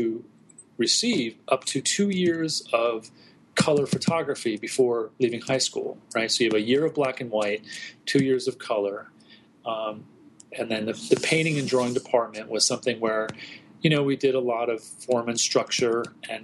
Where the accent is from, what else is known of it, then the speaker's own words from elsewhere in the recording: New Jersey, United States; now in Brooklyn, United States; I was raised in New Jersey, right outside of Manhattan.